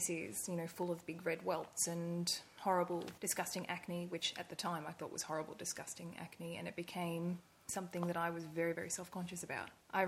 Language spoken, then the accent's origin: English; Brisbane, Queensland, Australia; also born or lived in Indonesia; now in Gold Coast, Australia; So I am originally from Brisbane, but in the late 90s, my family moved overseas and I spent my adolescence living in Indonesia